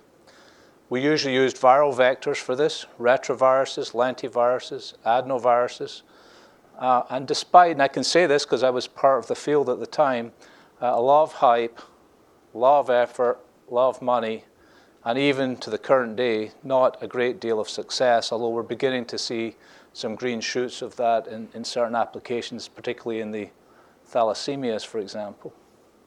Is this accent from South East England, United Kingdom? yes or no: no; Scotland, United Kingdom; now in Scottsdale, United States; I'm the Scottish guy from Scottsdale